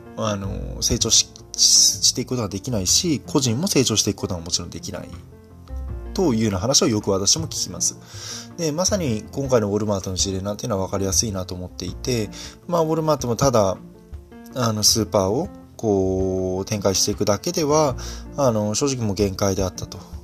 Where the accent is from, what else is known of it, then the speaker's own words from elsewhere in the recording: Fukui, Japan; 私はあの福井出身なんでね